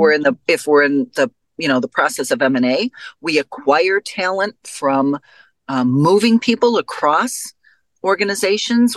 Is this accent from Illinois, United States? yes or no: yes; Chicago, Illinois, United States; I come from Chicago.